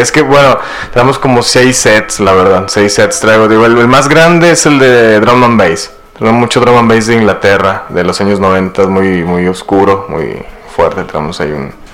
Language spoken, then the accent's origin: Spanish; Saltillo, Coahuila, Mexico; moved away as an adult; also born or lived in Spain / London; yo soy aquí oriundo de Saltillo, Coahuila, de la, colonia Bellavista. Eh, pues aquí viví 20 años de mi vida, mi juventud